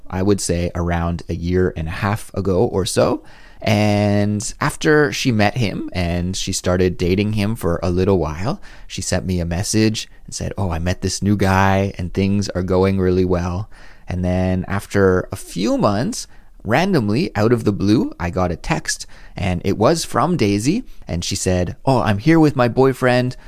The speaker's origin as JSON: {"language": "English", "area": "near Vancouver", "region": "British Columbia", "country": "Canada", "tie": "born or raised there", "said": "I grew up in Canada, very close to Vancouver, and I've spent a lot of time there."}